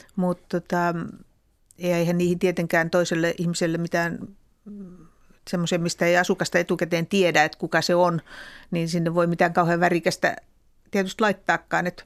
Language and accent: Finnish; Finland; olin tuolta maalta kotoisin